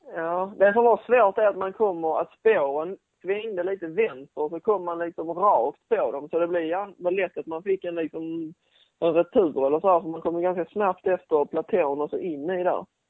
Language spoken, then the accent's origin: Swedish; Sweden; som svensk